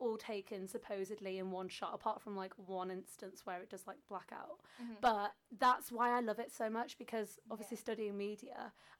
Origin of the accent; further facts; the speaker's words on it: North Wales, United Kingdom; I'm from North Wales.